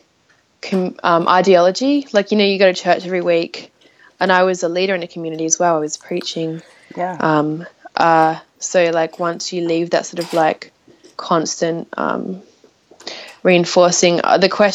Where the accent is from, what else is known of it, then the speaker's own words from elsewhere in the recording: Adelaide, South Australia, Australia; moved away as an adult; I'm from Australia. My hometown is Adelaide